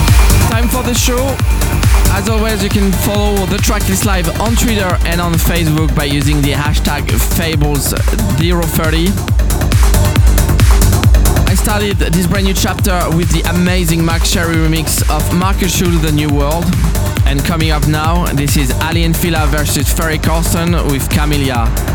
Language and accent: English; Strasbourg, Grand Est, France; my hometown Strasbourg